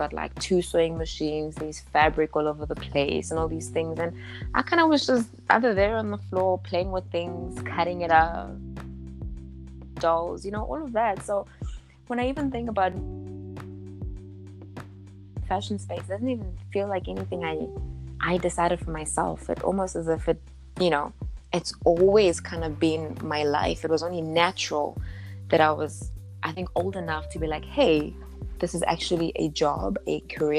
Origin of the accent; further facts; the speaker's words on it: Johannesburg, Gauteng, South Africa; also born or lived in Lichtenburg, North West, South Africa; So I'm a small town girl and I was raised by my grandmother for about till I was about 4 or 5 years old. You know, and then eventually I moved to Joburg this side with my mother